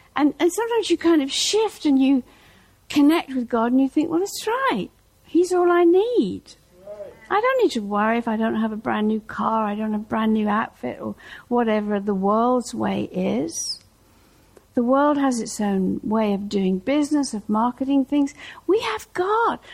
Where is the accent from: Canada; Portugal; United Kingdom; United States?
United Kingdom; Norwich, East of England; moved away; Norwich, my hometown